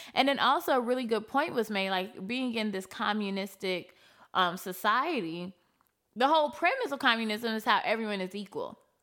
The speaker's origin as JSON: {"language": "English", "country": "United States", "said": "I don't feel American until I leave America"}